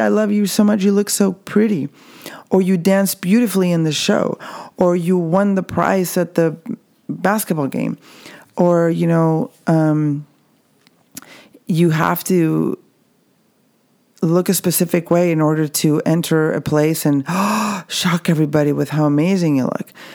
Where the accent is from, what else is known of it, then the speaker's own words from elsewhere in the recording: Mexico; I can speak from my experience growing up in the Mexican culture. Even though I'm at the border